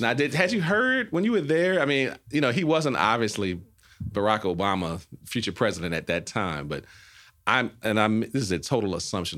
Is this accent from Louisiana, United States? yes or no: yes; New Orleans, Louisiana, United States; moved away; from New Orleans